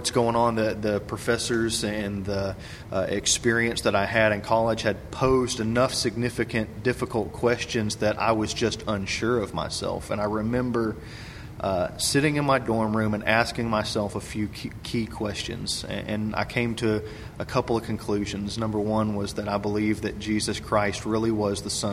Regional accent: Cleveland, Tennessee, United States; I grew up in Cleveland, Tennessee

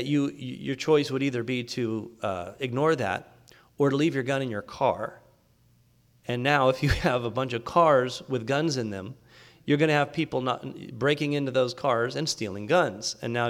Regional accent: Texas, United States; You know, when I grew up in Texas, most trucks had a gun hanging on the window in the back.

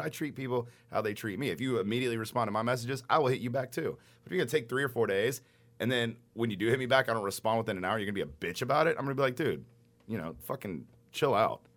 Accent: Garland, Texas, United States; I'm from Garland

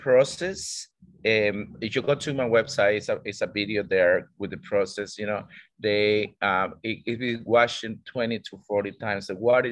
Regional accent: Costa Rica; also born or lived in Australia; now in Indonesia; I'm from Costa Rica

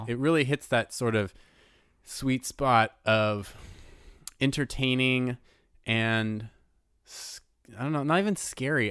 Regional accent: United States

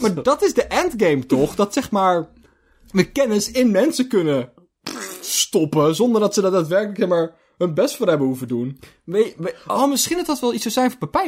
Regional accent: Zeeland, Netherlands; wij komen uit Zeeland

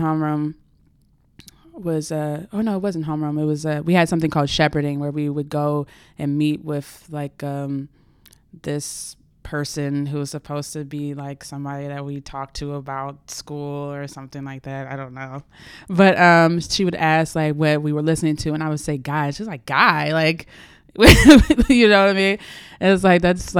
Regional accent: Accokeek, Maryland, United States; I grew up in Accokeek, Maryland

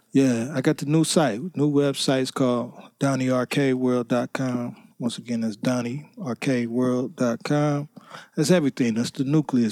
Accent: Cleveland, Ohio, United States; I'm from Cleveland, Ohio, two one six

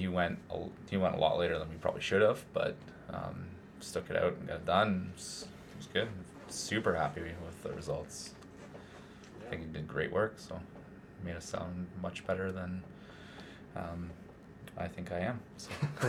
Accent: Toronto, Ontario, Canada; also born or lived in Vancouver; Well, as a whole, I came from Toronto, and I've lived in Vancouver.

